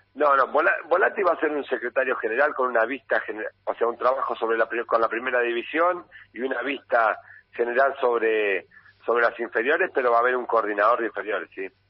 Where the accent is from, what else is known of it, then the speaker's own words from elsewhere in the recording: Cañuelas, Buenos Aires Province, Argentina; soy de Cañuelas, nacido y criado en Cañuelas y vivo en Cañuelas